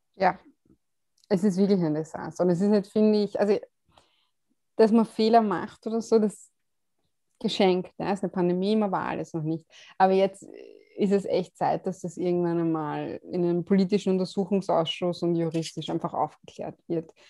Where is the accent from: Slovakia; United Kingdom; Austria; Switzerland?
Austria; Vienna; Aus Wien. Ich bin eine von diesen tatsächlich echten Wienerinnen.